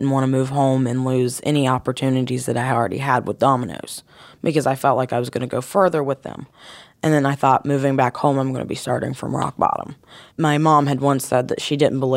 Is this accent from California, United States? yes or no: no; Vinton County, Ohio, United States; moved away as an adult; now in Columbus, United States; Vinton County in my hometown